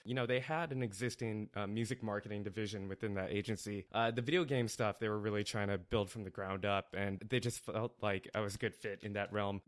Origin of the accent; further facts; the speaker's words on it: Northern California, United States; also born or lived in Indiana; Born in Indiana, lived in Indiana for eight years, uh, but then, uh, moved to Northern California in nineteen eighty-nine